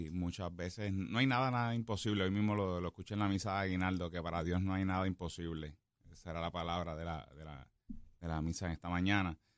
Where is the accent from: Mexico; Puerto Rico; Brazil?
Puerto Rico; Guaynabo; yo soy de allí. yo soy nacido y criado en Guaynabo, estudié en el Colegio San Pedro Mártir, donde mi mamá fue maestra del Colegio San Pedro Mártir por más de 20 años.